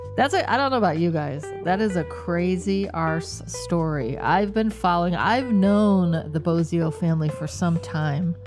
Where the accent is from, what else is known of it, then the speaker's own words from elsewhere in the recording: Michigan, United States; moved away; we're moving back to Michigan, my hometown